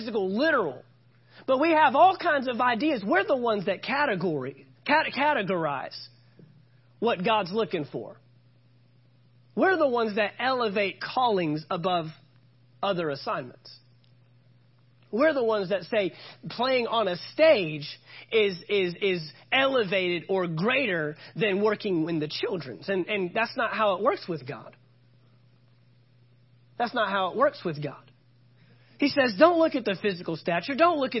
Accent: Fort Worth, Texas, United States; also born or lived in Oklahoma; I'm from the Fort Worth, Texas area

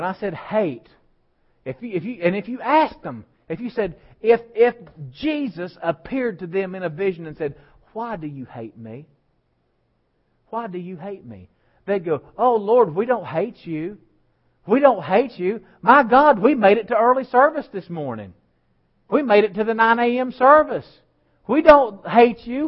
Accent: West Virginia, United States; I was raised in West Virginia

